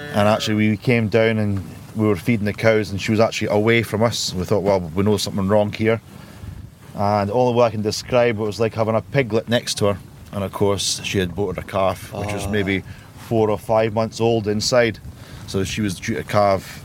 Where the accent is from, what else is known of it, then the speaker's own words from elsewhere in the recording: Melrose, Scotland, United Kingdom; moved away as an adult; also born or lived in England; now in Dorset, United Kingdom; I'm from the Scottish Borders, just outside Melrose is where I come from.